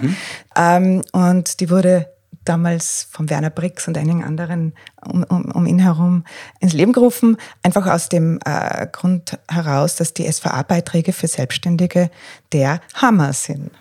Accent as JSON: {"language": "German", "region": "Tyrol", "country": "Austria", "also_born_or_lived": "Northern Ireland", "moved": "as an adult", "lives_now": "Breitenbrunn, Austria", "said": "komme eigentlich aus Tirol, habe eine Weile in Nordirland gelebt"}